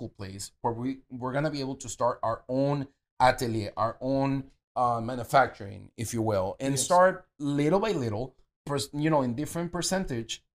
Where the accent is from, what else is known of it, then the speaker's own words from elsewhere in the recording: Venezuela; Uh, and I'm Latino and from Venezuela.